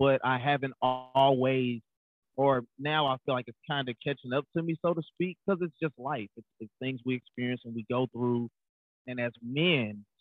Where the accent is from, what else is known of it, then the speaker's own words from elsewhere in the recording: Fort Worth, Texas, United States; I grew up in Fort Worth, Texas, oldest of three, younger brother and sister.